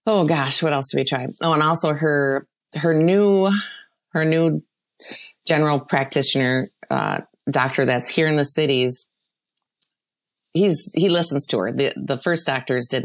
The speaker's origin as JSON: {"language": "English", "town": "Rochester", "region": "Minnesota", "country": "United States", "tie": "born or raised there", "said": "I grew up in Rochester, and I have family that works there"}